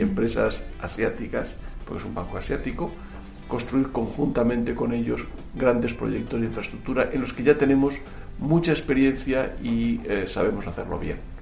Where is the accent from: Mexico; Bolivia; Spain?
Spain